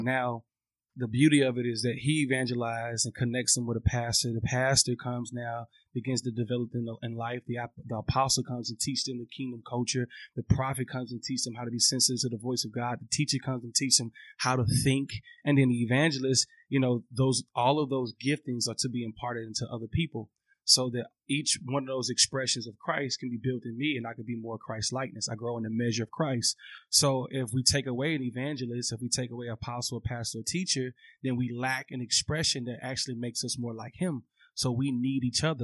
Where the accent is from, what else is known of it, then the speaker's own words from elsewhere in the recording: Atlanta, Georgia, United States; also born or lived in Louisiana; now in Los Angeles, United States; I was raised in A T L